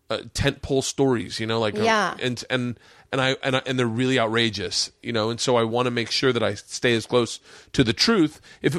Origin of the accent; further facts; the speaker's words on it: the South, United States; I grew up in the South, the segregated South, and I noticed it.